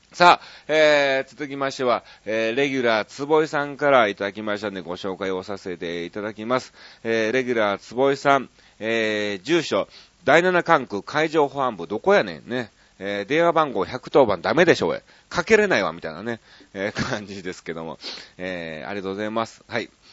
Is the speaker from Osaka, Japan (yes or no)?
yes; Osaka, Japan; 僕大阪出身ですから